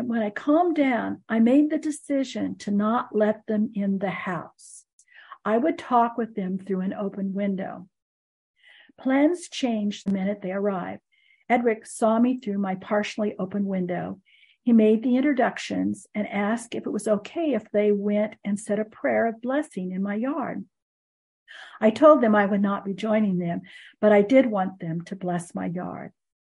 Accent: Alabama, United States; I grew up in Alabama, and he lived in East Chattanooga.

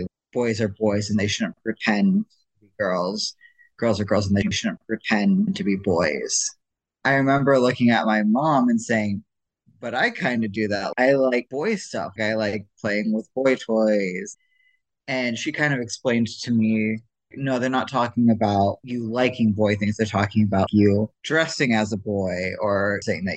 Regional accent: Ohio, United States; moved away as an adult; also born or lived in Idaho; I grew up Mormon, and I grew up in Ohio

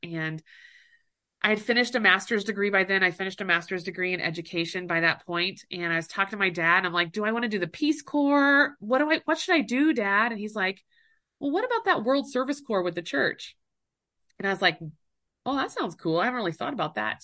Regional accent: Mound City, Kansas, United States; moved away as an adult; also born or lived in Fort Scott, Kansas / Australia; now in Utah, United States; my hometown is Mound City, Kansas

